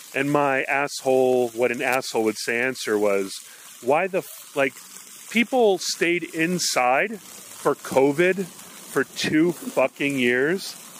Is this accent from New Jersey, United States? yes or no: no; Hawaii, United States; moved away; growing up in Hawaii